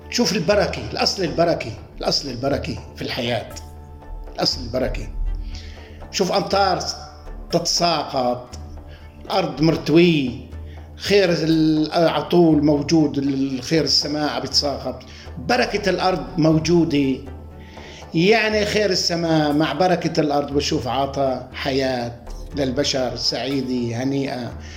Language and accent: Arabic; Afis, Idlib Governorate, Syria; born or raised there